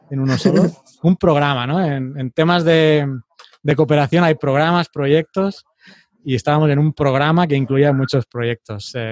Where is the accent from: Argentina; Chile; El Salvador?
El Salvador; yo también soy salvadoreño, tengo mi mm. nacionalidad.